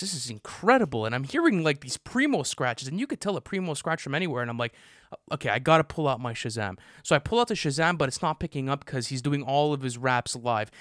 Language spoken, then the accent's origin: English; Canada; we're Canadian